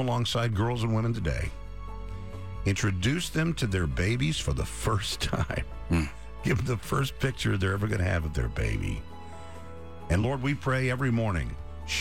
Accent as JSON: {"language": "English", "town": "Dallas", "region": "Texas", "country": "United States", "tie": "born or raised there", "said": "I'm a native Texan, native Dallasite"}